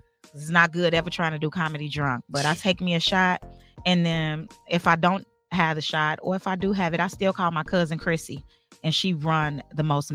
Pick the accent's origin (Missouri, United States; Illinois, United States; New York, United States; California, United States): Illinois, United States; Chicago; I'm from Chicago.